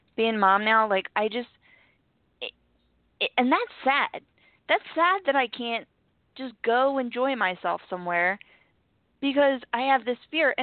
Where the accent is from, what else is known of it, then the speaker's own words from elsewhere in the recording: Philadelphia, Pennsylvania, United States; moved away; I'm from Philly